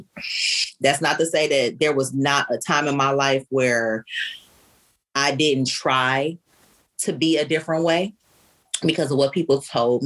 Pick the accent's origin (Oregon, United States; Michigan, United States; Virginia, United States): Michigan, United States; Detroit; my great grandmother was French and I'm from Detroit, Detroit